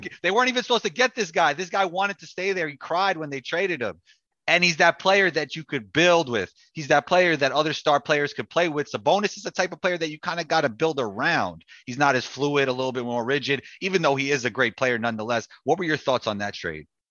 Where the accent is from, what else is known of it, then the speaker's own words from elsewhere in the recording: New York City, New York, United States; I grew up playing in New York City